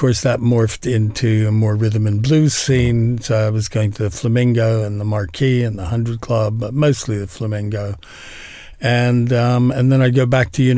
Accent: Nebraska, United States; moved away; also born or lived in Philadelphia / London; I was born in Nebraska during the war

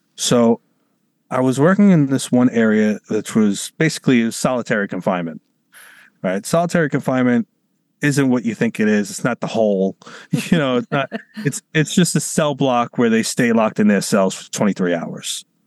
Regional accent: New York City, New York, United States; I'm from New York City

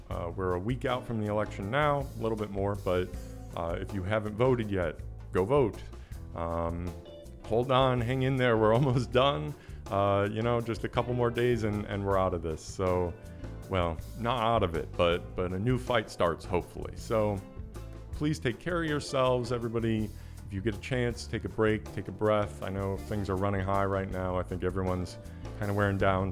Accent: Chicago, Illinois, United States; I grew up in Chicago

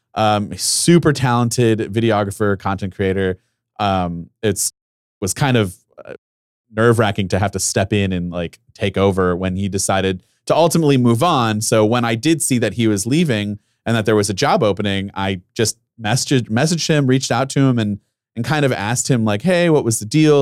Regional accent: Ohio, United States; I'm from Ohio, I went to Ohio University

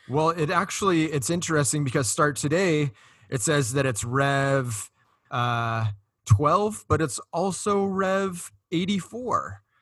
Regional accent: Costa Mesa, California, United States; I grew up in Costa Mesa, which borders Huntington Beach

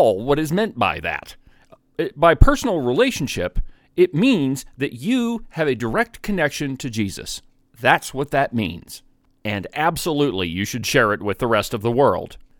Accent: Buffalo, New York, United States; I grew up in the Methodist Church here in Buffalo

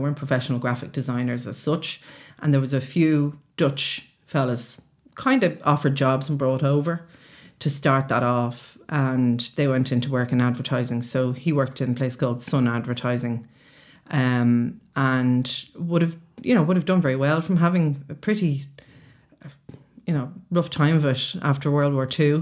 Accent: Roundwood, Leinster, Ireland; moved away; I lived and I was brought up near enough to Roundwood, above Devil's Den, Waterfall, riding ponies all day and being a wild child

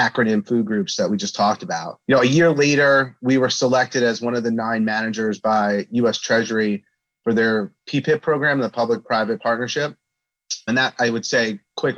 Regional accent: Flanders, New Jersey, United States; also born or lived in Brooklyn, New York; So I was born in Brooklyn, New York, but moved quickly thereafter to a small town in New Jersey called Flanders.

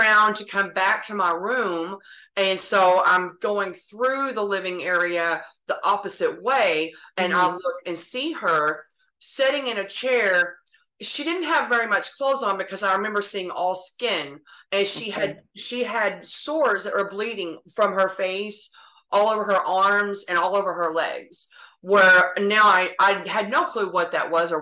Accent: Texas, United States; also born or lived in Oklahoma; I was actually born in Oklahoma, but I've lived in Texas since I was 3 years old. I live in North Texas

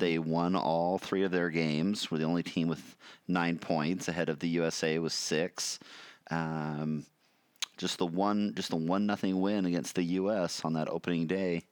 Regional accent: United States; I'm American

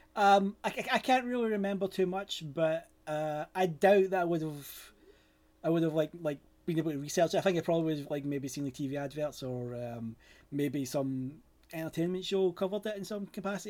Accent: Glasgow, Scotland, United Kingdom; I'm from Scotland, uh, specifically Glasgow.

